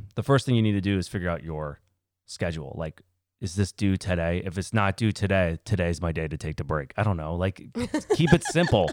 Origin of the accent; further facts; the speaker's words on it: United States; Born in the same country. America, baby.